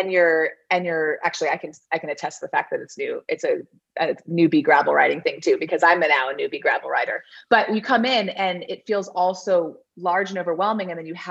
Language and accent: English; South Carolina, United States; moved away as an adult; also born or lived in Georgia / Salt Lake City / Colorado; now in Montana, United States; I actually went to high school in South Carolina.